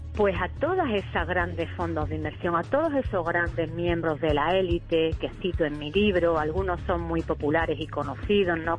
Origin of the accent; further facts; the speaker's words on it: Spain; aquí en España